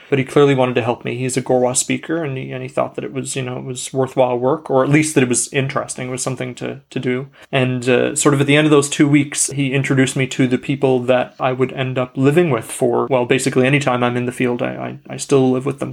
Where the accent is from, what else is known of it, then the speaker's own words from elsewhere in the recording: Canada; I'm Canadian